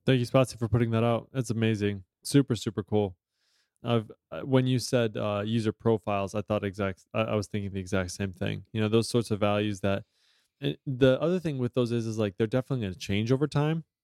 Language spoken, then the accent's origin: English; United States; I'm an American and I am not multilingual